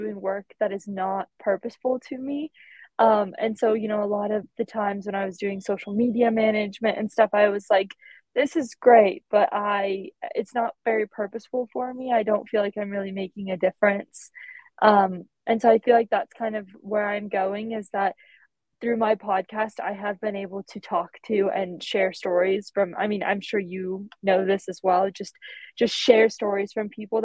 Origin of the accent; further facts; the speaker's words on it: United States; moved away; I'm from the States